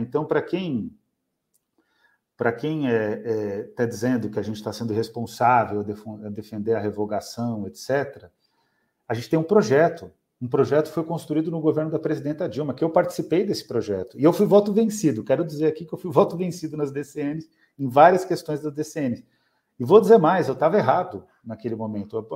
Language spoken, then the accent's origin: Portuguese; São Paulo, Brazil; lá da minha região também, em Pirituba